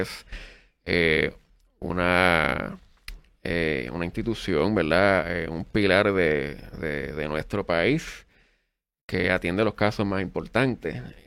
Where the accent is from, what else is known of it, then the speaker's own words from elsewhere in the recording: Adjuntas, Puerto Rico; este servidor es un jibarito del pueblo de Adjuntas